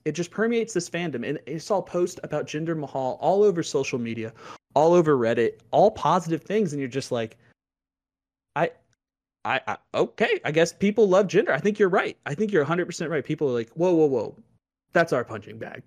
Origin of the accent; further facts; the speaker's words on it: Louisville, Kentucky, United States; I grew up in Louisville, Kentucky, home of O V